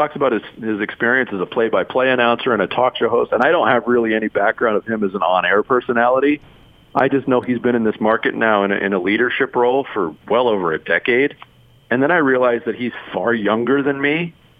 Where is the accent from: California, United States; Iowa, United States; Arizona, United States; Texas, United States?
Arizona, United States; also born or lived in New York; I moved to Arizona when I was a kid. I was born in New York. We moved out in 1979.